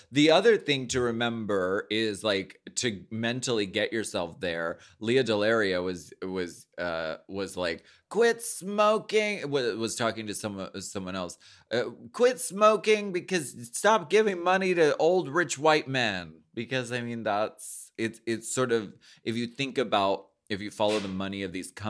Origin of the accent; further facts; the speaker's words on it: Canada; Mm, um, I'm Canadian.